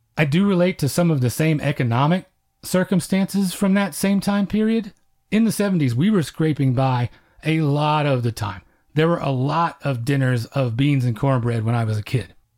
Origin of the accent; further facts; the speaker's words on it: Oklahoma, United States; I'm Comanche and I grew up in Oklahoma